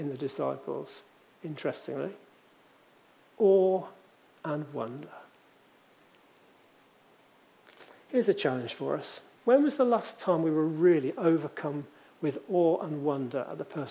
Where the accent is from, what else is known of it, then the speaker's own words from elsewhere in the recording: Leamington Spa, West Midlands, United Kingdom; in the church I grew up in Leamington